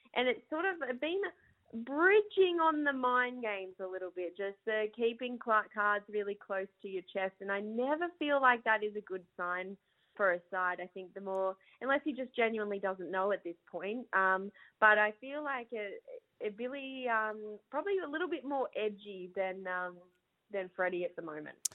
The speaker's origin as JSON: {"language": "English", "town": "Burra", "region": "New South Wales", "country": "Australia", "tie": "born or raised there", "said": "my hometown of Burra"}